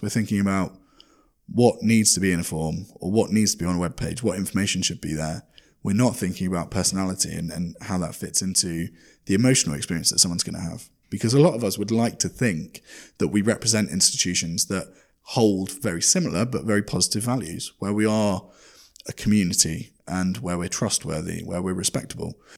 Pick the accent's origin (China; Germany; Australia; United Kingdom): United Kingdom; made me feel as a Brit